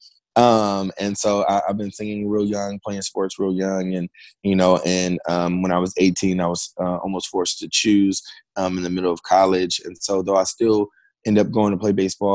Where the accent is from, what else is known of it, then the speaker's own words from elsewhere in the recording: Fairfield, California, United States; I was born and raised in Fairfield, California